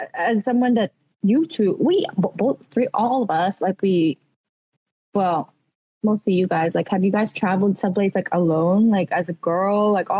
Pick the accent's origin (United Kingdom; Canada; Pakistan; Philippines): Philippines; accent: Filipino; I speak English but with a Filipino accent.